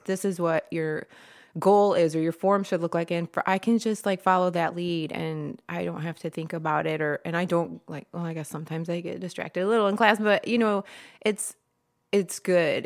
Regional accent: Toledo, Ohio, United States; moved away as an adult; also born or lived in Florida / Rossford, Ohio / Swanton, Ohio; now in Perrysburg, United States; I grew up in Toledo, and then from there, I moved around a bunch, just going to different schools, colleges.

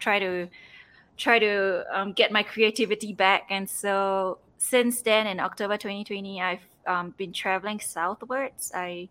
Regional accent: Singapore; moved away as an adult; also born or lived in Seattle; now in Peru; So I'm originally from Singapore. I was home, during the whole pandemic period, I was home for 8 months

